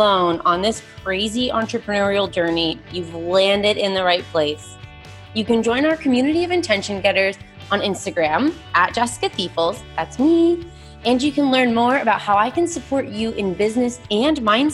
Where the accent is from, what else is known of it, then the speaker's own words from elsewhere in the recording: Vermont, United States; moved away as an adult; also born or lived in San Diego; my husband and I were born and raised in Vermont, and then we lived in San Diego for 9 years, and we just moved back